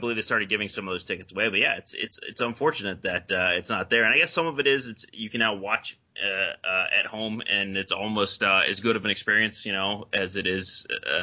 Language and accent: English; North Carolina, United States; I'm from North Carolina